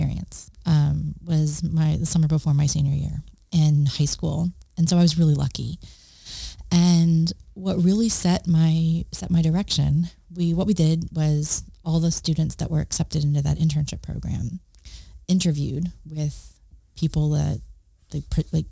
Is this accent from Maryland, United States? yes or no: yes; West Central Maryland, United States; now in Texas, United States; I grew up in West Central Maryland